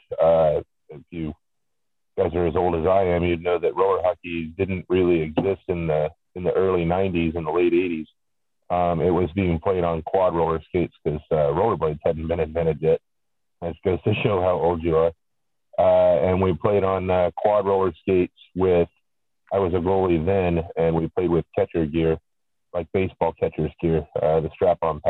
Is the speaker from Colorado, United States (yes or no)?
no; Kansas, Oklahoma, United States; Before I lived in Oklahoma, I grew up in Kansas, and we grew up on a farm in the middle of nowhere